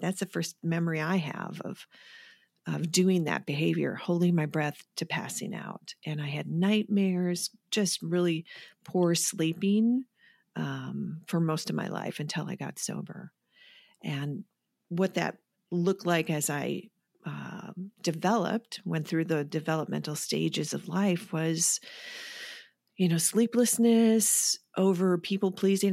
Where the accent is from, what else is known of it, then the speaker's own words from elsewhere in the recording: Wisconsin, United States; moved away as an adult; I'm from Wisconsin